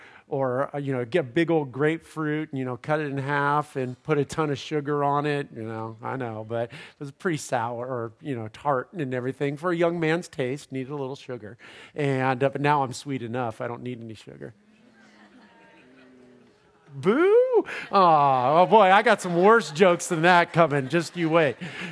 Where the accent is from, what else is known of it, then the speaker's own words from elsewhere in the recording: California, United States; Where I grew up in Southern California, in my parents' home.